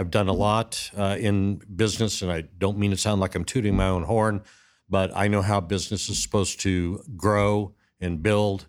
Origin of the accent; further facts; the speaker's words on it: Arizona, United States; moved away as an adult; also born or lived in Orange County, California; Born and raised in the Southwest